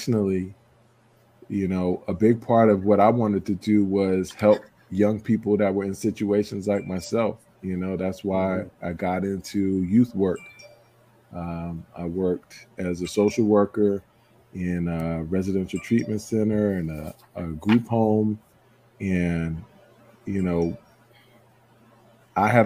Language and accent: English; Roslyn, New York, United States; also born or lived in Hempstead, New York; I'm a New Yorker, born and raised on Long Island, what we call Strong Island. Was born in, lived in Hempstead up till 5 years old